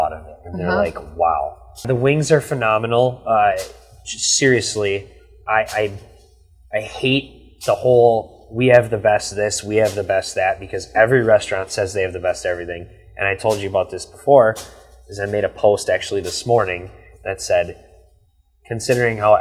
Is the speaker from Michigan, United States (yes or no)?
no; Ripon, Wisconsin, United States; now in Fond du Lac, United States; I'm from the Green Lake Ripon area, so Green Lake's 1,000 people, Ripon's 7,000 people. I'm from that small town feel